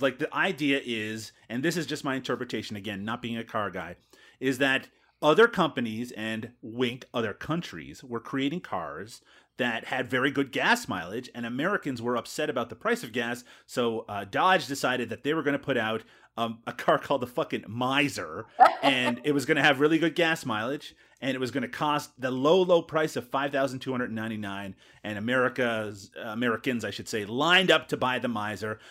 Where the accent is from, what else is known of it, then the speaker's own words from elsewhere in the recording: Canada; here in my home country of Canada